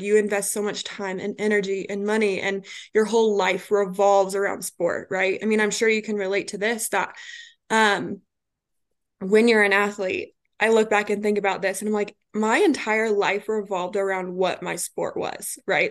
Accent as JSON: {"language": "English", "region": "Colorado", "country": "United States", "also_born_or_lived": "Kansas", "moved": "as an adult", "lives_now": "Atlanta, United States", "said": "I'm originally from Colorado"}